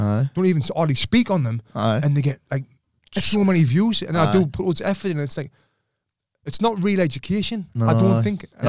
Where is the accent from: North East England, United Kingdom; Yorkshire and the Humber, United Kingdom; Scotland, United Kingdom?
North East England, United Kingdom; Sunderland; moved away; also born or lived in United States; when I'm with people from Sunderland, I go back you've to that accent.